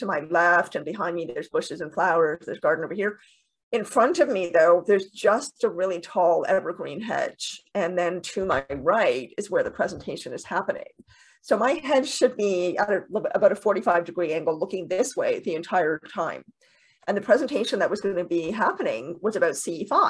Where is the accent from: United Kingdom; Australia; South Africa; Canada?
Canada; also born or lived in Toronto, Canada; I'm in Toronto, Canada. I'm Canadian.